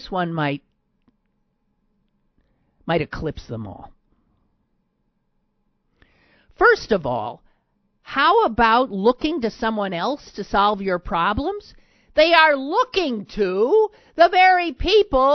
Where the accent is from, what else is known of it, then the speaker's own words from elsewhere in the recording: Wisconsin, United States; moved away; my home state of Wisconsin